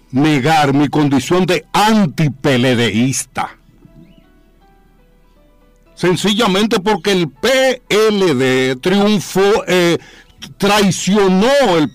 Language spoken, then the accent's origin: Spanish; Santo Domingo, Distrito Nacional, Dominican Republic; yo no solamente nací en San Carlos, yo nací en las cinco esquinas. Abreu número 57